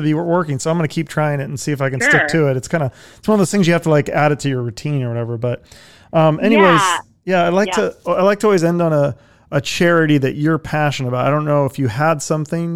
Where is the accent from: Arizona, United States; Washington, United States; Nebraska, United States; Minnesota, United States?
Washington, United States; Seattle; moved away; Seattle, my hometown